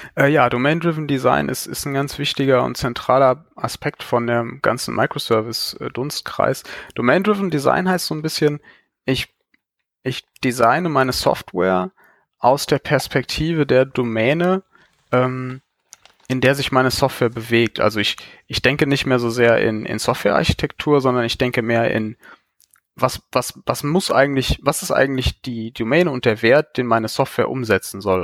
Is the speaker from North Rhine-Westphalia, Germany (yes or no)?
yes; Cologne, North Rhine-Westphalia, Germany; ich komme aus Köln.